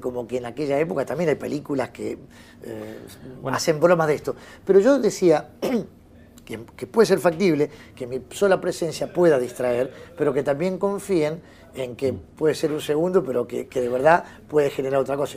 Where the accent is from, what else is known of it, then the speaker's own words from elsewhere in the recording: Béccar, Buenos Aires Province, Argentina; also born or lived in Villa del Parque, Buenos Aires; Yo soy de ahí. Yo nací en Becar, perdón, Villa del Parque, fui a Becar, estudié en un colegio el 20 de junio en San Isidro